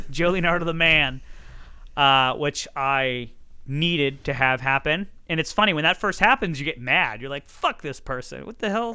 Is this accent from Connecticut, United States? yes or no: yes; Hartford, Connecticut, United States; I'm from Hartford, Connecticut